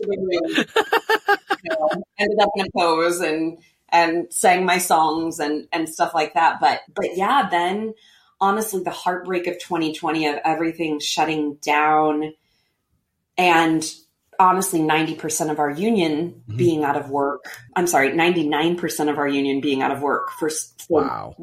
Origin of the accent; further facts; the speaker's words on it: Missouri, United States; moved away as an adult; also born or lived in Manhattan, New York; I'm originally from Missouri and I always had this longing to come home